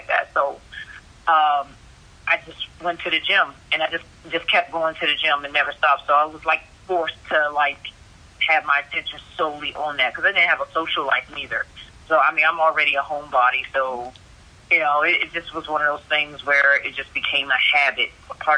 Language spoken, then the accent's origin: English; Washington, District of Columbia, United States; moved away as an adult; also born or lived in Queens, New York; now in Arizona, United States; I was born in Queens, New York, left there when I was 10, and grew up in D.C., Maryland area